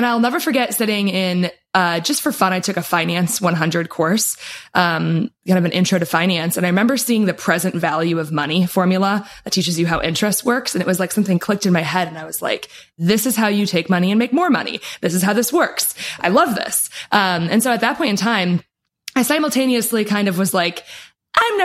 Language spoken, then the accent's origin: English; Wisconsin, United States; now in Florida, United States; I am a cheesehead. So I grew up in good old Wisconsin, in the tundra, lots of cows, lots of cheese.